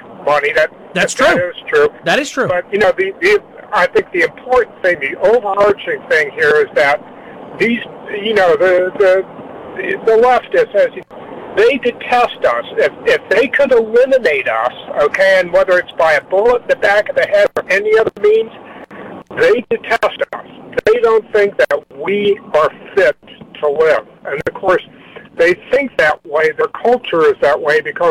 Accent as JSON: {"language": "English", "region": "the South", "country": "United States", "said": "I'm not from New Jersey. I'm from way down south."}